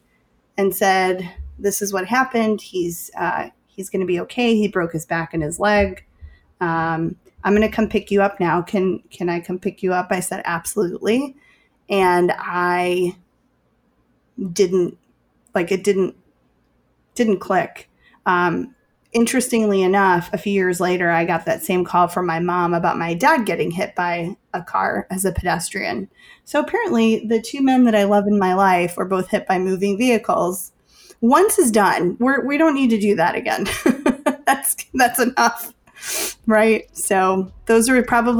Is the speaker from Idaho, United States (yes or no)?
no; Chicago, Illinois, United States; I'm from Chicago